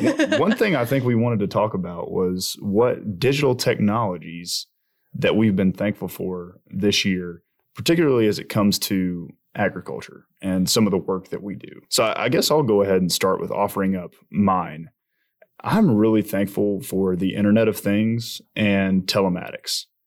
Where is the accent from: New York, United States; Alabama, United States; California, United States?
Alabama, United States; I'm from Alabama